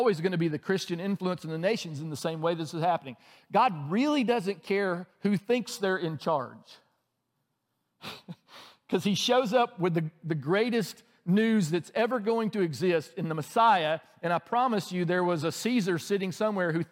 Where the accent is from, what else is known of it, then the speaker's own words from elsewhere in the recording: outside of Birmingham, Alabama, United States; moved away as an adult; now in Atlanta, United States; I grew up outside of Birmingham, and Birmingham is the largest city in our state